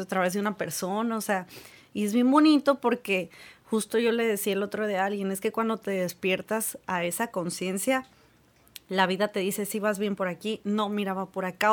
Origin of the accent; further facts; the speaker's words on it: Mexico; nuestra cultura creo que como mexicanos